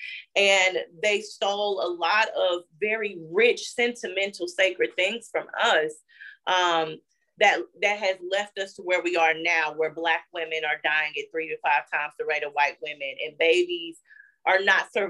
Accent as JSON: {"language": "English", "town": "Gatesville", "region": "Texas", "country": "United States", "also_born_or_lived": "Ferguson, Missouri", "said": "I'm from Texas, a little rural town called Gatesville"}